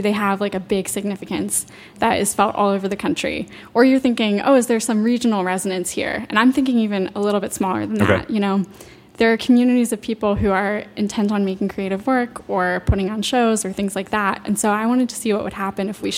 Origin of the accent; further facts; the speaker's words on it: Loudoun County, Virginia, United States; I'm from Loudoun County, so if you drive about 45 minutes west of here, you will be suddenly in Rolling Hills Farms, just rural area as far as you can see, and that's where I'm from